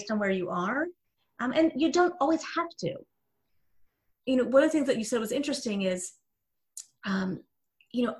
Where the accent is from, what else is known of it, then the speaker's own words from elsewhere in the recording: New Jersey, United States; I'm from Jersey.